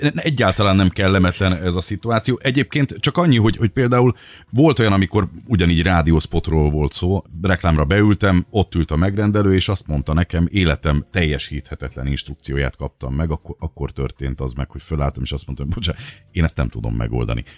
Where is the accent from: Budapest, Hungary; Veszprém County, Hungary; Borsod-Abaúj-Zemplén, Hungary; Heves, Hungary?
Borsod-Abaúj-Zemplén, Hungary; Miskolc; Miskolci vagyok alapból